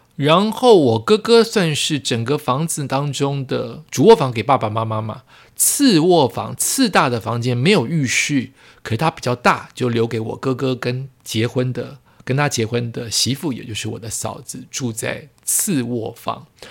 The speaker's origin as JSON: {"language": "Chinese", "town": "Yonghe", "region": "New Taipei", "country": "Taiwan", "tie": "born or raised there", "also_born_or_lived": "Zhonghe, New Taipei", "said": "我从永和搬到中和，永和是我高中以前的家"}